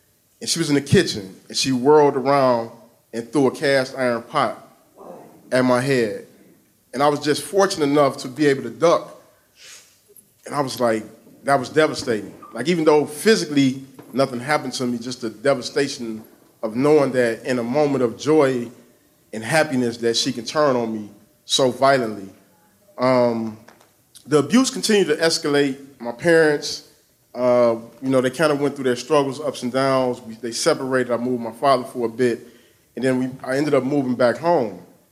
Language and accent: English; Detroit, Michigan, United States; I grew up on the east side of Detroit.